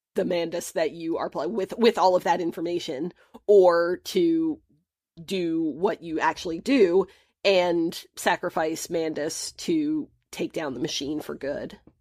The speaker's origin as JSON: {"language": "English", "country": "United States", "said": "my picture as the American"}